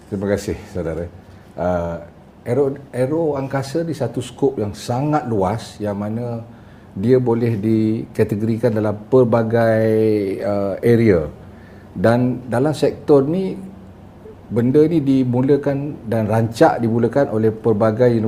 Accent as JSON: {"language": "Malay", "town": "Kuala Kangsar", "region": "Perak", "country": "Malaysia", "said": "Saya berasal dari Kuala Kangsar, Perak. Oh, Datuk, Datuk. Saya mak Kelantan, bapak Johor."}